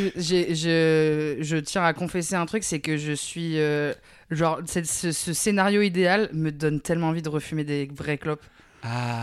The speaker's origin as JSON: {"language": "French", "town": "Fontenay-le-Fleury", "region": "Île-de-France", "country": "France", "tie": "born or raised there", "also_born_or_lived": "Versailles", "said": "je viens des Yvelines"}